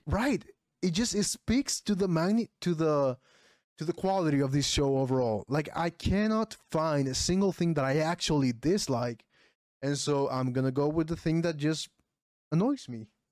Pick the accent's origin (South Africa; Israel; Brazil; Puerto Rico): Puerto Rico; English is a second language; I'm from Puerto Rico.